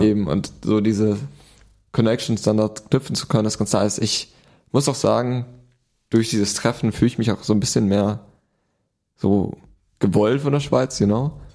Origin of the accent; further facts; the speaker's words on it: Germany; du bist zwar Deutscher, mhm. du bist in Deutschland groß geworden